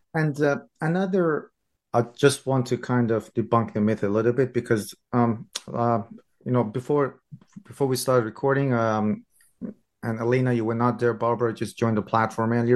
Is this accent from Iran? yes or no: yes; Iran; I'm from Iran